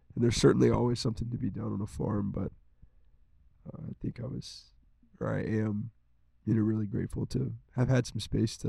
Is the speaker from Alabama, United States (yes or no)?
no; Rappahannock County, Virginia, United States; We're from Rappahannock County and we went to Rappahannock County High School.